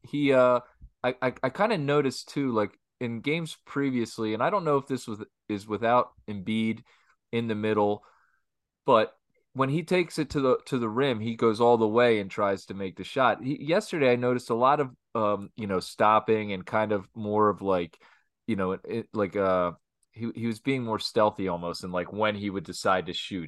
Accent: Philadelphia, Pennsylvania, United States; We're from Philadelphia

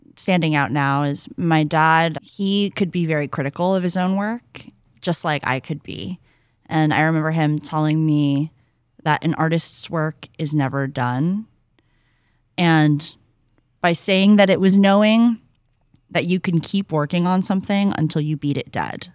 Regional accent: San Francisco, California, United States; growing up in the Bay Area, there's absolutely no getting away from hip hop and R and B

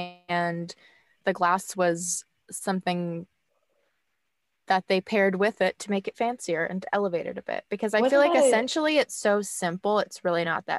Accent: Kentucky, United States; I'm from Kentucky. So I would just order bourbon

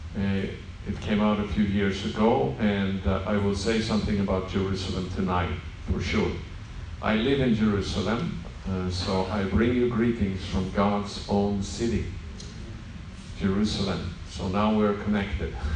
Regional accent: Sweden; English is a second language; moved away as an adult; now in Israel; I'm not from America, yeah. so uh, English is not my mother tongue. So I come from Sweden

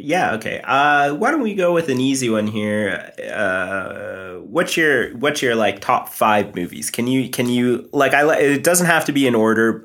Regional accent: Canada; I am East Indian. Uh, my parents are first, or sorry, I'm first generation Canadian. They moved over here

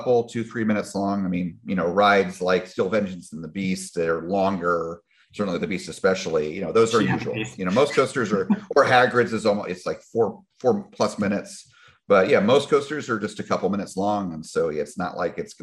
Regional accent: New York City, New York, United States; moved away; I grew up, that's my hometown

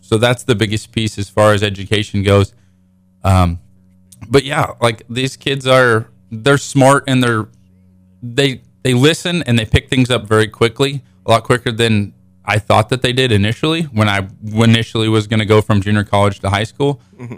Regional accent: Frontenac, Kansas, United States; moved away as an adult; I moved from Frontenac to Springfield, Missouri, going to college, so that was a big transition moving to a bigger city than I'm used to.

